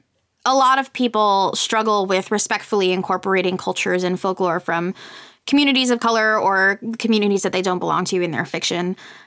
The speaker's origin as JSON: {"language": "English", "country": "Puerto Rico", "tie": "born or raised there", "said": "I grew up in I grew up in Puerto Rico, right? So I'm from one of these places where Spanish Catholicism landed and eradicated everything with impunity. Mm. And I grew up in a heavily, you know, Hispanic Catholic culture."}